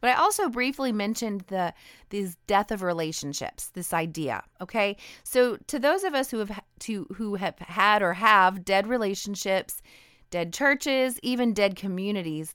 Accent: Idaho, United States; I'm a Northwestern girl. I grew up in Idaho

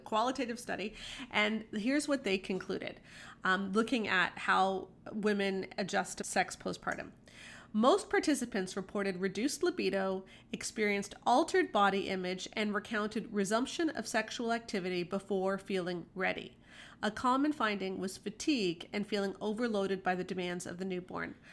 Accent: Canada; we're Canadian

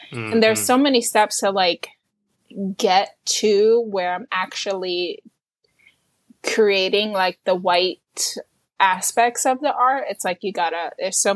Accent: New York City, New York, United States; And it's just like like I'm from New York City and and you can see the the street art in all kinds of places you can't even imagine.

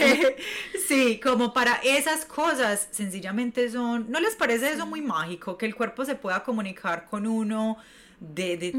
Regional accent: Medellín, Antioquia, Colombia; moved away as an adult; now in New York, United States; yo soy de Medellín, Colombia, llevo viviendo siete años en Nueva York

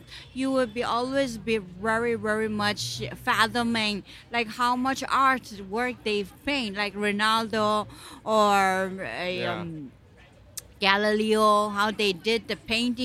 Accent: Dhaka, Dhaka Division, Bangladesh; moved away as an adult; now in New York, United States; I'm from Bangladesh in Dhaka.

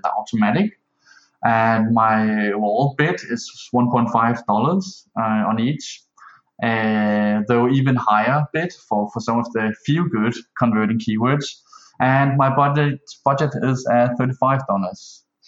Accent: Denmark; I'm from Denmark.

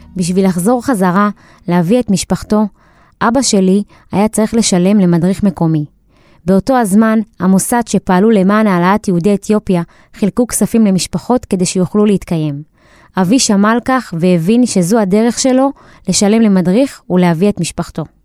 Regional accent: Beersheba, Southern District, Israel; אני בת 28 מבאר שבע

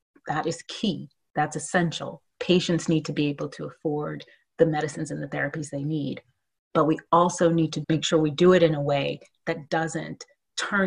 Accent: Oakland, California, United States; I grew up in Oakland, California

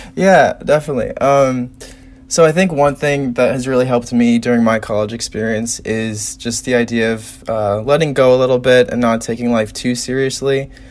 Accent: South Bend, Indiana, United States; I am from South Bend

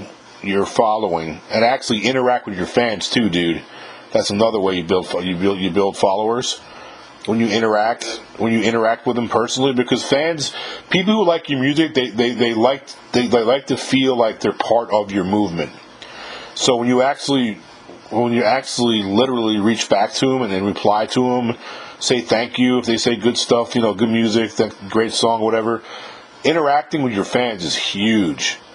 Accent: New York, United States; now in Mississippi, United States; I live in Mississippi. I'm from New York originally.

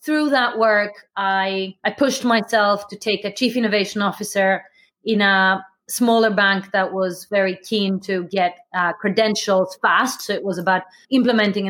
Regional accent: Athens, Attica, Greece; moved away; I grew up in Athens

